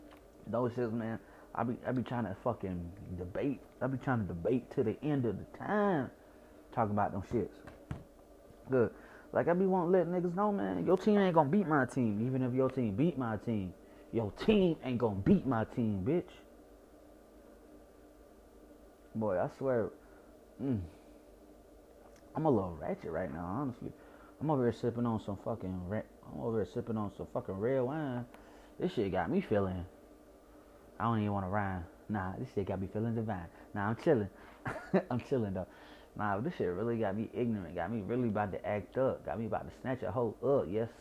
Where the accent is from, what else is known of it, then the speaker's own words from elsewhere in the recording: Chicago, Illinois, United States; accent: Chicago; My accent from Chicago is shitty in general.